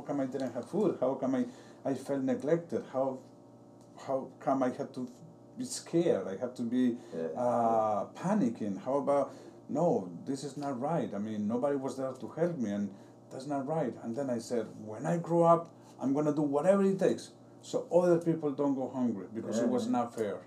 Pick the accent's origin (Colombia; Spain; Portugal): Colombia; now in Paterson, United States; I am from Colombia.